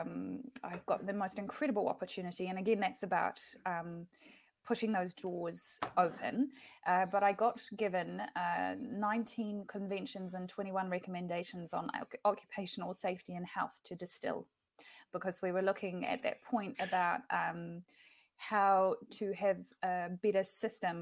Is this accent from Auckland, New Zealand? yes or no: no; Invercargill, Southland, New Zealand; I think that Invercargill was an incredible place to grow up